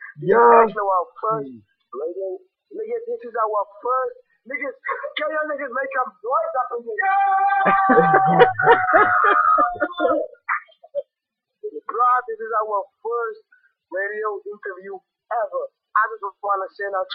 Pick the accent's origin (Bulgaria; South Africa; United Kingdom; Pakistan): South Africa; Avon Park, Worcester, Western Cape; we are from Avon Park. That's a ghetto hood inside Booster. Western Cape.